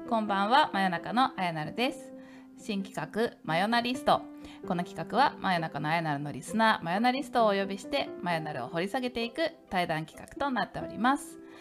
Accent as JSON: {"language": "Japanese", "region": "Tokyo", "country": "Japan", "tie": "born or raised there", "said": "私なんかやっぱり東京育ちなので"}